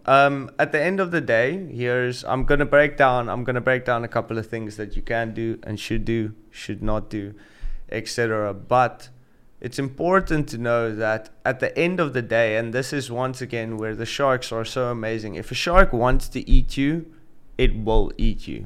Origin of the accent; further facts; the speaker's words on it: South Africa; moved away as an adult; also born or lived in Gansbaai, South Africa; now in Saudi Arabia; I'm South African